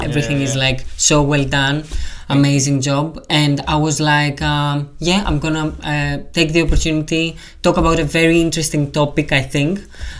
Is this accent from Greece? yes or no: yes; Greece; also born or lived in Portsmouth; now in London, United Kingdom; It's like my second home. Now I have a third home, like for London, because I moved from Greece.